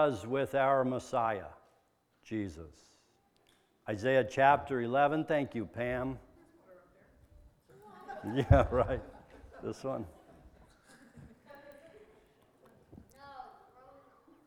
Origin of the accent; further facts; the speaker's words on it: Midwest, United States; I'm from the Midwest